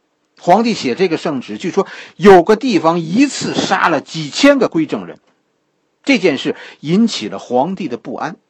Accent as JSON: {"language": "Chinese", "country": "China", "said": "我们中国人啊"}